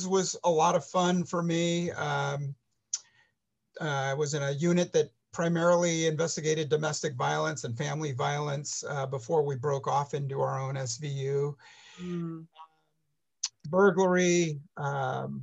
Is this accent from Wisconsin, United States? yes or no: no; San Francisco, California, United States; growing up in San Francisco, relatively poor